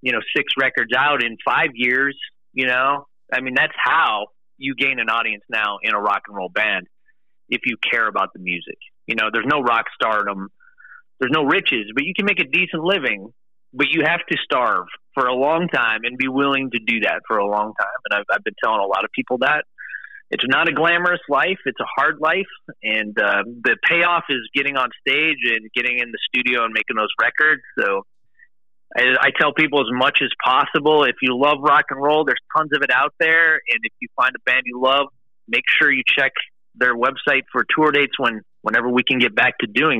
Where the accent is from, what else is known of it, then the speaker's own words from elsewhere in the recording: Cleveland, Ohio, United States; I'm from the Cleveland area